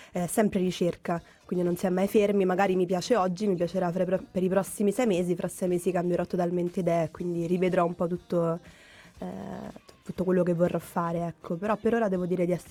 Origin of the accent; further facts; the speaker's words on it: Rome, Lazio, Italy; vengo da Roma, dove comunque i mezzi pubblici non è che li possiamo usare tantissimo perché ce ne sono pochi